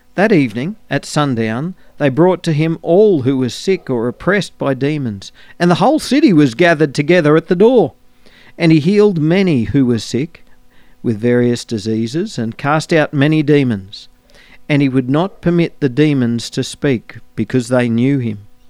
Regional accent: Australia

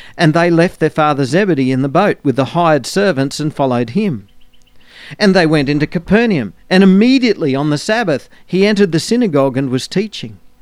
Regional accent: Australia

